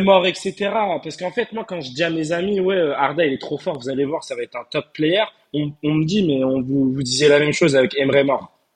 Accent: Turkey; je suis turc

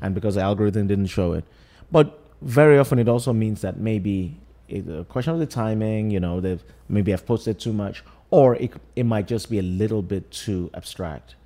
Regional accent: Lagos, Nigeria; now in New York, United States; I grew up in Lagos, I live in New York.

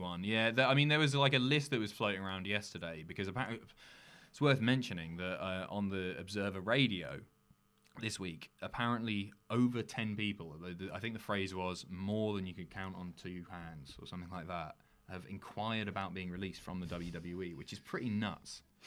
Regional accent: United Kingdom; also born or lived in London; now in North of England, United Kingdom; I'm from an island right at the bottom of the UK

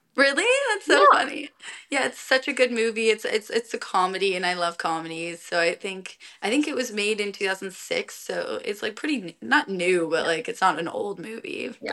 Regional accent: Colorado, United States; moved away; I'm from Colorado

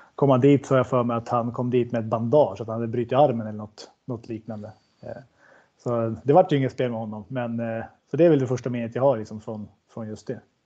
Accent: Sundsvall, Västernorrland County, Sweden; Jag är från Granloholm, så det skiljer lite om en liten skogs, skogsväg på en promenad på fyra, fem minuter

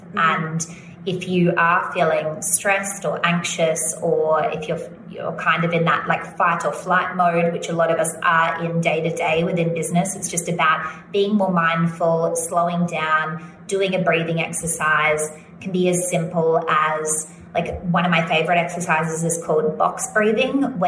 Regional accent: Australia; accent: Australian

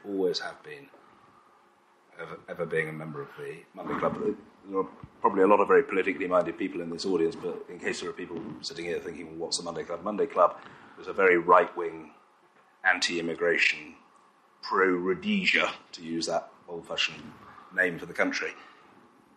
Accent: London, United Kingdom; I'm actually a Jewish boy. I come from North London. You know, I went to school in Finchley

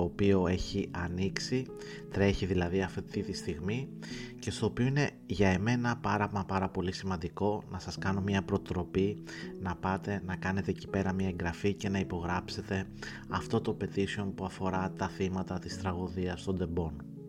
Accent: Greece; ως Έλληνας

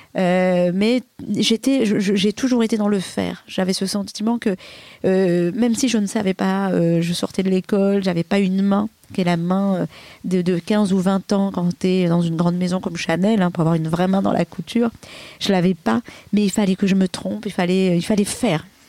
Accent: Comoros; born or raised there

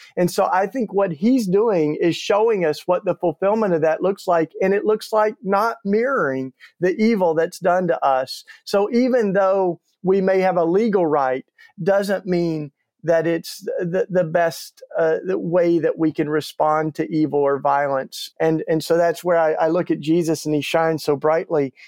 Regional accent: East Tennessee, United States; moved away as an adult; now in Philadelphia, United States; I grew up in the Bible Belt down in East Tennessee.

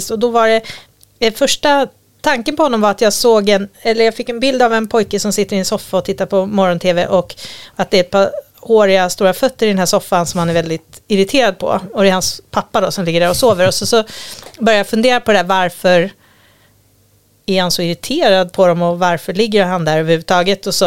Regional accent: Gotland, Sweden; moved away; jag kommer från Gotland

